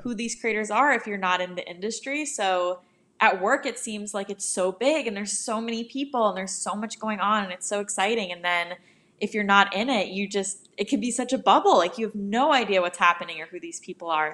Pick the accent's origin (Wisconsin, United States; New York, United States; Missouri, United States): New York, United States; now in Los Angeles, United States; I'm from New York, but I actually live out in L A now